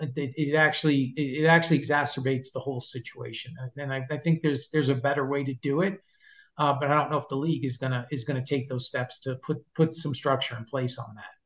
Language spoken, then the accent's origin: English; New York City, New York, United States; growing up in New York, lived in New York City for a long time.